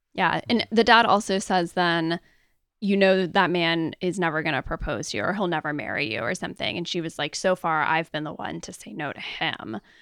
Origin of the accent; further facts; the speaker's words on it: United States; I'm clearly American